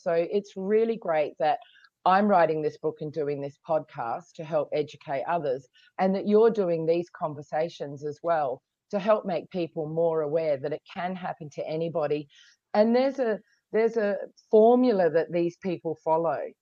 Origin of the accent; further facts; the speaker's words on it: Australia; now in Hong Kong; I come from Australia, but I'm living in Hong Kong